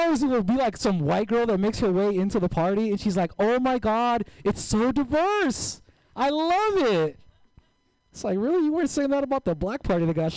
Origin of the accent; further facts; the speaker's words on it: San Francisco, California, United States; moved away as an adult; also born or lived in East Oakland; now in Oakland, United States; I grew up here in the Mission, 21st and Guerrero